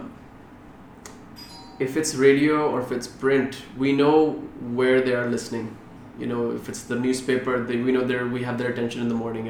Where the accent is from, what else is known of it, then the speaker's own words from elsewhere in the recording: Delhi, India; moved away; also born or lived in United States; I grew up in India, in Delhi mostly, and then I lived in the US for a little while.